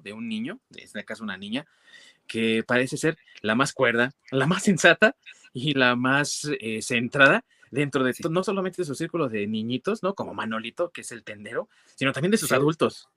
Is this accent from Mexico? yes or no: yes; Mexico; representaciones de nuestra infancia como mexicanos